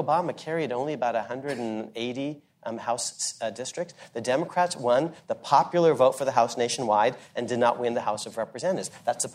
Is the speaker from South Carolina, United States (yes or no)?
no; California, United States; I'm a Californian